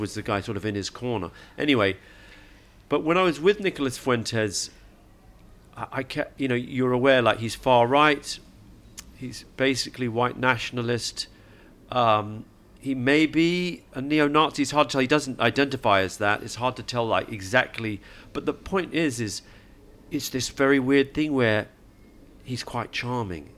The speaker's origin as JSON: {"language": "English", "region": "England", "country": "United Kingdom", "tie": "born or raised there", "said": "I grew up in England, so I support England"}